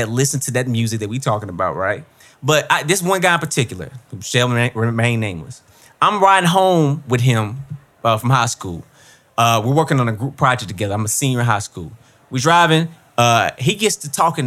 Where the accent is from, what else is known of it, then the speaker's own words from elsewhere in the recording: Columbus, Mississippi, United States; moved away; I'm from Mississippi, right? I'm from Columbus, Mississippi.